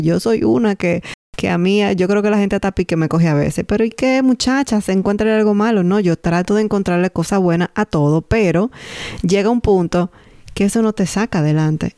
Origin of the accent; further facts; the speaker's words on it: Dominican Republic; now in Canada; nosotros como dominicanos